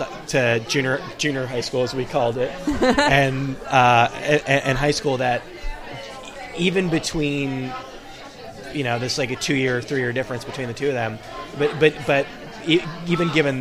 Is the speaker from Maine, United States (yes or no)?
no; Bay Area, California, United States; we're both from the Bay Area